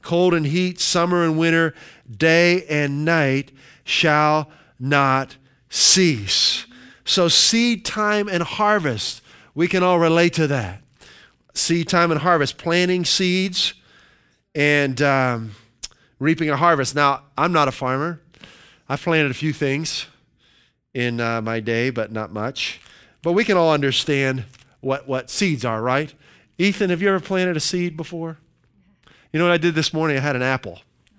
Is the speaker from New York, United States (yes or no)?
no; Pennsylvania, United States; And we're originally from Western Pennsylvania, and there's a lot of farms in Pennsylvania.